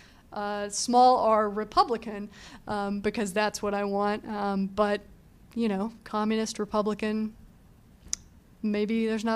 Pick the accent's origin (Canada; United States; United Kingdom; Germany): United States; Texas; It also might be worth knowing that I grew up in Texas in the South